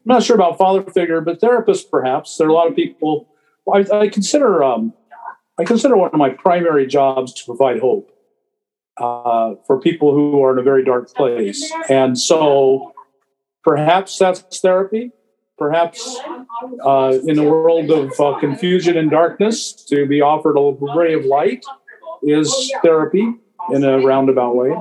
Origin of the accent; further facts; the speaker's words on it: Anchorage, Alaska, United States; moved away; I grew up in Anchorage, and it was a very different place then